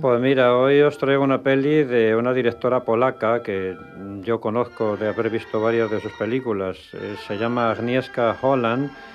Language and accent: Spanish; Valladolid, Castile and León, Spain; mi tierra, de Valladolid